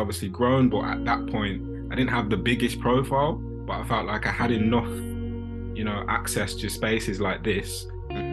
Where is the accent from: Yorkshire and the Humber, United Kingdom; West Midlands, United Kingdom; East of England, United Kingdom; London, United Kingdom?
West Midlands, United Kingdom; Birmingham; I grew up in Erdington on a council estate